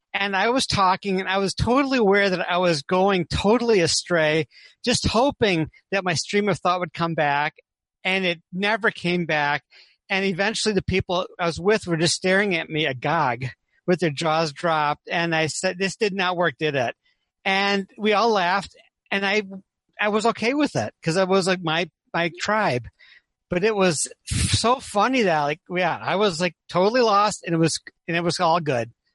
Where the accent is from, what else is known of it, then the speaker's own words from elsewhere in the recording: Saline, Michigan, United States; I'm from Saline, Michigan, outside of Ann Arbor